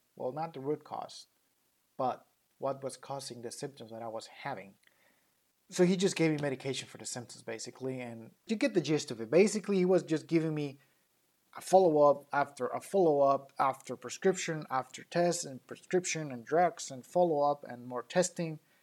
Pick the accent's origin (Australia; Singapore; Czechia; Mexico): Mexico; accent: thick Latino accent; English is a second language; now in United States